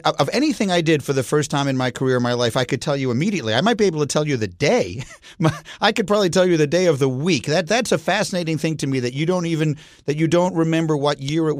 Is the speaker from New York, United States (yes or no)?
yes; New York City, New York, United States; moved away as an adult; also born or lived in Chicago; I grew up in New York City, but then I went to college outside of Chicago